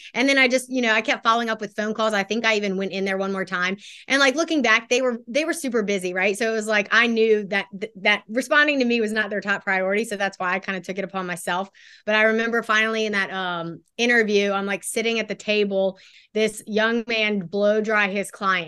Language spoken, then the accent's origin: English; Baton Rouge, Louisiana, United States; also born or lived in Houston, Texas; I was born in Houston, but moved to Baton Rouge, Baton Rouge, Louisiana when I was about five. So I grew up here in Baton Rouge.